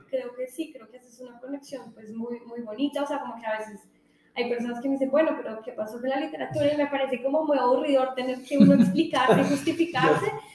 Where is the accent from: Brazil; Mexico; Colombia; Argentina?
Colombia; a uno como colombiano saca pecho